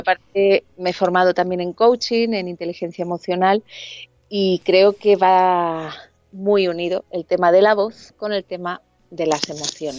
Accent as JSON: {"language": "Spanish", "town": "Alicante", "region": "Valencian Community", "country": "Spain", "moved": "as an adult", "lives_now": "Madrid, Spain", "said": "yo soy de Alicante, y me vine con 21 añitos a, Madrid"}